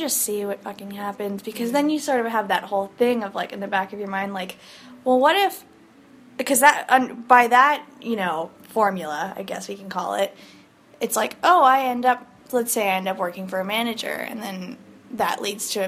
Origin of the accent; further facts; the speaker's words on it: Houston, Texas, United States; I grew up in Houston since I was 4